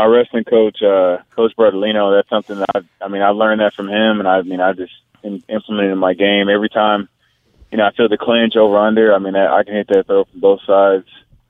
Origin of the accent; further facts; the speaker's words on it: Pine Bluff, Arkansas, United States; born there; also born or lived in Hawaii / North Carolina / California; Well, no, I was born in Pine Bluff. I'm product of the United States Marine. I lived all over.